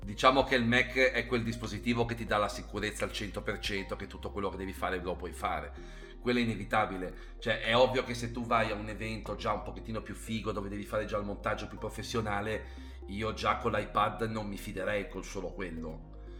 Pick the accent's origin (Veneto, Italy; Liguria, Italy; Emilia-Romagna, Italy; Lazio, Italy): Liguria, Italy; Genoa; sono genovese